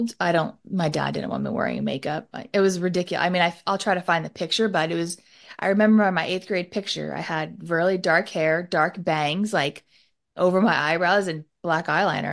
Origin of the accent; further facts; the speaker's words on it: Southern California, United States; the culture we grew up in Southern California